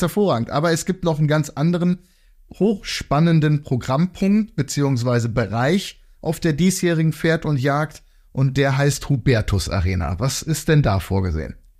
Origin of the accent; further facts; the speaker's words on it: Emsland, Lower Saxony, Germany; wie man bei uns im Emsland sagt